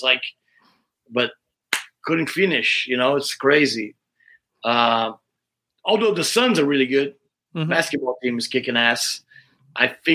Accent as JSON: {"language": "English", "country": "Brazil", "moved": "yes", "lives_now": "Arizona, United States", "said": "I'm from Brazil"}